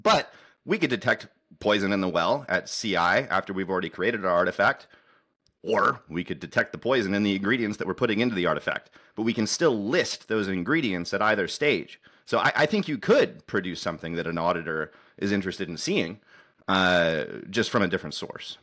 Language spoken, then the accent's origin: English; United States; I'm an American engineer